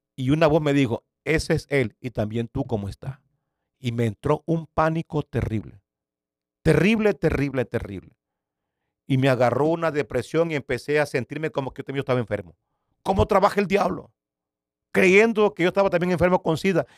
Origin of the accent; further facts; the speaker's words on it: Nicaragua; moved away as an adult; also born or lived in San Salvador, El Salvador; yo soy originario de Nicaragua